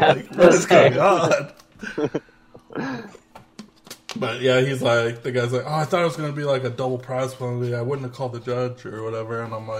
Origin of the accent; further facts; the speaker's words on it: Las Vegas, Nevada, United States; See, I'm from Vegas.